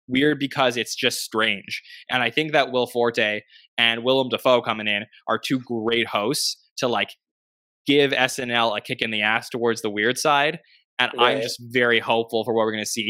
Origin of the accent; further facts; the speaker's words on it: Canada; I'm from Canada